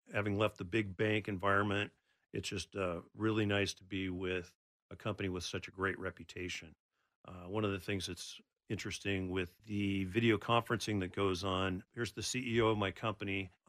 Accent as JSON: {"language": "English", "town": "Aloha", "region": "Oregon", "country": "United States", "tie": "born or raised there", "said": "I was born in Northeast Portland, Oregon, and ultimately moved out to Southwest area called Aloha, Oregon, which is right next door to Beaverton"}